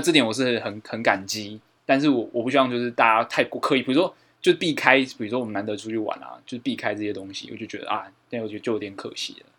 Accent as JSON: {"language": "Chinese", "area": "Fengshan", "region": "Kaohsiung", "country": "Taiwan", "tie": "born or raised there", "said": "我们凤山的旧城区"}